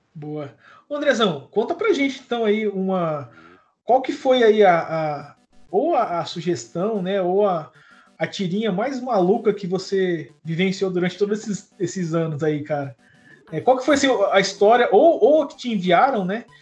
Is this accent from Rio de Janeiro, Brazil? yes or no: no; Londrina, Paraná, Brazil; Eu sou de Londrina, cara. Tô aqui em Londrina agora